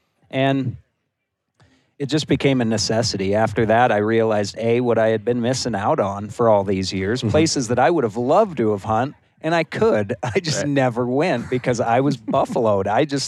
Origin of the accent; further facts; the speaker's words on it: Bozeman, Montana, United States; I was born and raised in Bozeman. I've been on every dirt road, at every trailhead, everything in there since I was little.